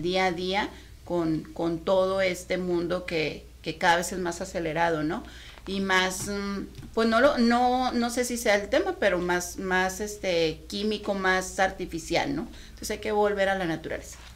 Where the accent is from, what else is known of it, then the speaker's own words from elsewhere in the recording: Mexico; nosotros como mexicanos